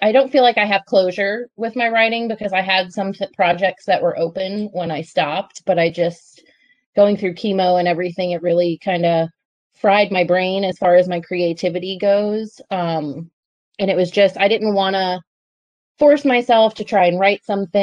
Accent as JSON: {"language": "English", "area": "Long Island", "region": "New York", "country": "United States", "tie": "born or raised there", "moved": "as an adult", "lives_now": "South Carolina, United States", "said": "I was born and raised in Long Island in New York and moved to South Carolina in 2002"}